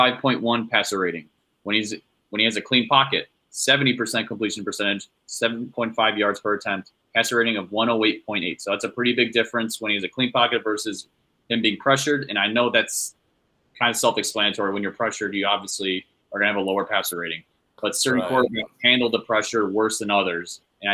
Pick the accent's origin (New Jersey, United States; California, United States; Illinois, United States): Illinois, United States; Chicago; we are all from Chicago. My family's just from upstate New York around Buffalo. So I grew up watching the Bills.